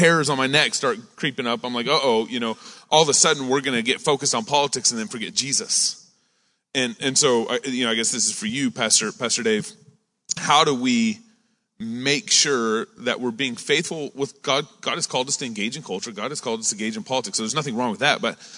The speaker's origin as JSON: {"language": "English", "region": "Texas", "country": "United States", "tie": "born or raised there", "said": "I'm from Texas. I grew up in Texas, raised"}